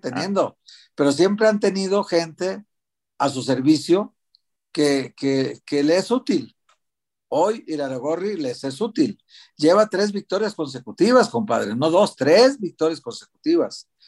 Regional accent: Guadalajara, Jalisco, Mexico; now in Mexico City, Mexico

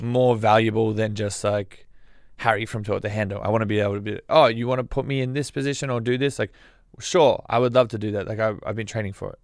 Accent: Australia; I'm Australian

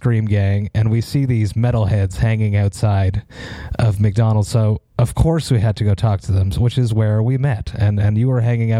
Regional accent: Deux-Montagnes, Quebec, Canada; my previous band was from Two Mountains, my hometown.

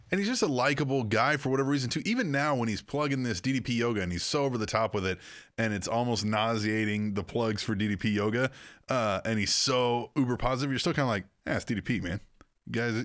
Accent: Manhattan, Kansas, United States; where I grew up in Manhattan, Kansas

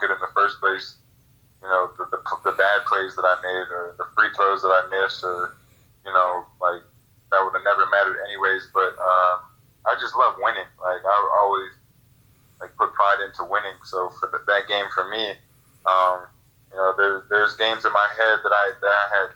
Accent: Illinois, United States; moved away; I'm originally from Illinois

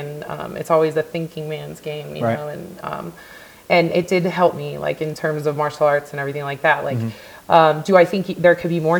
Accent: Southern California, United States; moved away; Yeah. So I grew up in Southern California.

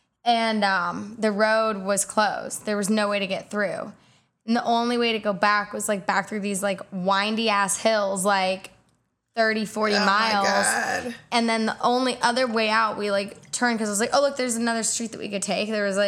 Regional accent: Indiana, United States; Middle of nowhere, Indiana. My driveway is 5/8 of a mile long.

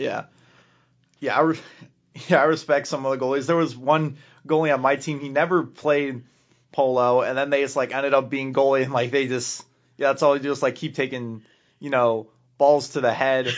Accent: Lake Bluff, Illinois, United States; I'm from Lake Bluff, like, thirty minutes from Wisconsin

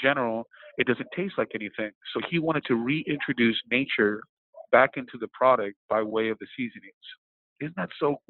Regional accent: New York City, New York, United States; And then growing up in New York City and growing up in a restaurant household

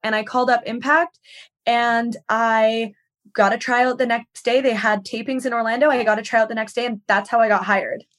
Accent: Victoria, British Columbia, Canada; moved away as an adult; now in United States; I'm from Vancouver Island

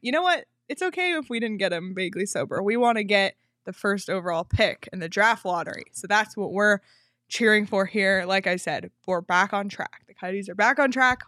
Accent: Canada; I'm Canadian

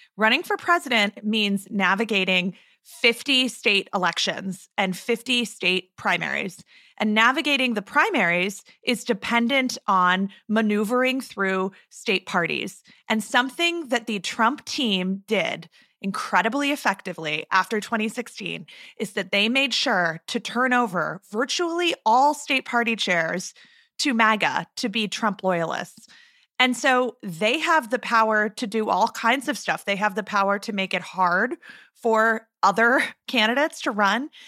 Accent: Arizona, United States; I'm recording this from my hometown, and it was another beautiful morning to wake up in Katie Hobbs' country.

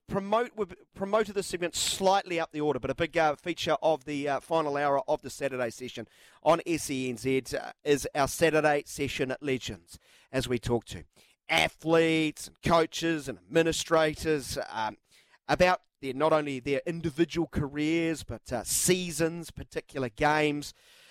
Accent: North Shore, Auckland, New Zealand; now in Wellington, New Zealand; I grew up on the North Shore. I was a Harbour fan for many, many years. Went through a lot of pain with them, moved to Wellington

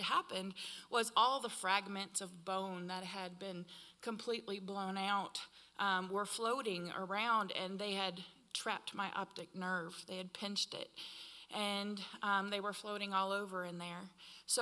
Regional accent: Iowa, United States; moved away; I'm from Iowa

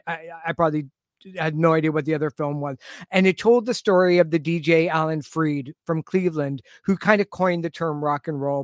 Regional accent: Toronto, Ontario, Canada; now in Richmond Hill, Canada; I grew up in the Jane and Finch area. Mm-hmm. And then moved to Richmond Hill, where I live now

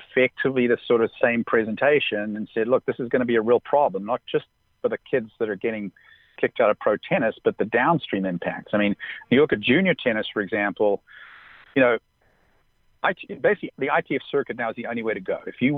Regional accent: Southern California, United States; growing up in Southern California, I got to know Wayne Bryan

